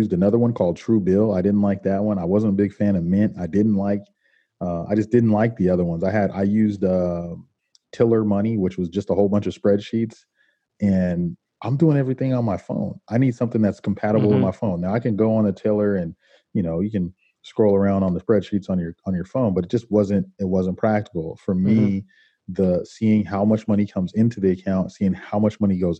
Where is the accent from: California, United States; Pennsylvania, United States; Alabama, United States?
California, United States; Madera; I'm from Madera